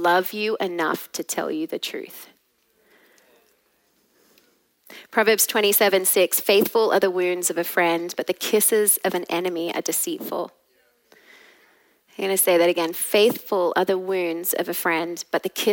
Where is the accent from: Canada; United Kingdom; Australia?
Australia; now in Texas, United States; I am Australian at heart